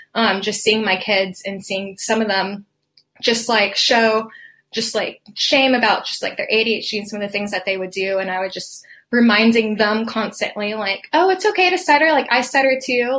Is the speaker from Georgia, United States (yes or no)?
yes; Atlanta, Georgia, United States; I am from Atlanta, Georgia